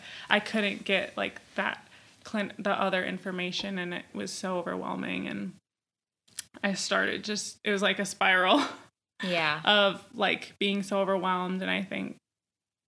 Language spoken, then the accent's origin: English; Minnesota, United States; moved away as an adult; also born or lived in Virginia; I'm from Minnesota